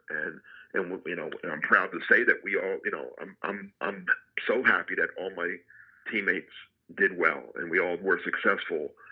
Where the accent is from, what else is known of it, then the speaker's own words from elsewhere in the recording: New Jersey, United States; I grew up in Jersey